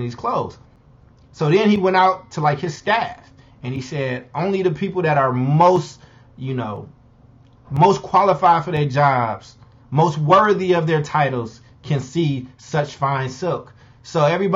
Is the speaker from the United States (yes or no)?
yes; Chicago, Illinois, United States; my hometown of Chicago